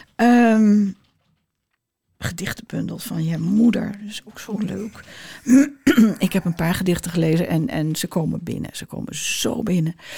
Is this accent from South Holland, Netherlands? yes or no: no; Amsterdam, North Holland, Netherlands; moved away; ik kom uit Amsterdam